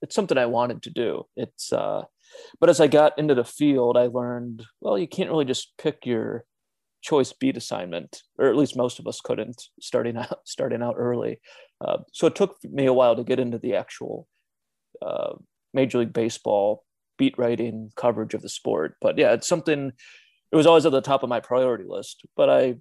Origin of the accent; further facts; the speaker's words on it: Cleveland, Ohio, United States; moved away as an adult; also born or lived in Rocky Mount, North Carolina; I grew up in Cleveland.